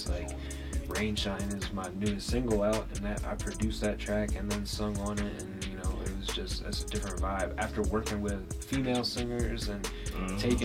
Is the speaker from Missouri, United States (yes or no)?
no; Wilmington, Delaware, United States; We're both from Wilmington